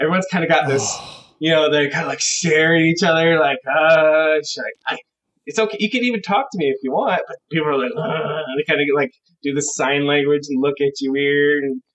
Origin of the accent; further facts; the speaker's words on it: United States; here in America